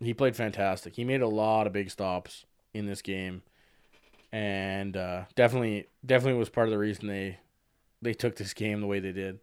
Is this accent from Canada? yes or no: yes; Canada; I'm Canadian